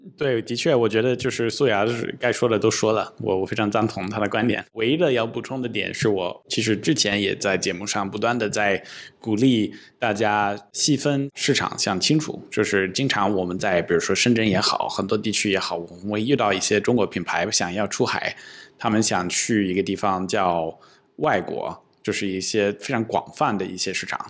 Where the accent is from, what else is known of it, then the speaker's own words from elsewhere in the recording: Silicon Valley, California, United States; Chinese is a second language; moved away as an adult; now in China; 我是一个来自硅谷的一个男生，那么我长期在中国待着。 我在硅谷长大，那么我在高中学的时候，然后到了上大学第三年，去了北大上学，在二零零九年